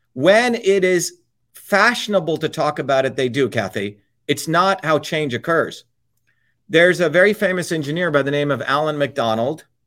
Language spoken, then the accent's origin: English; Paterson, New Jersey, United States; also born or lived in Clifton, New Jersey; I grew up in Patterson and Clifton.